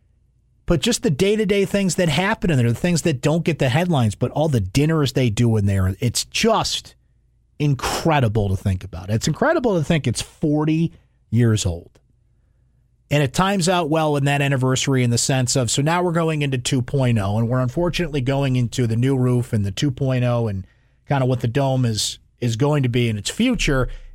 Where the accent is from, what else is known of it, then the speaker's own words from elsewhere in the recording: West Genesee School District, New York, United States; growing up in the West Genesee School District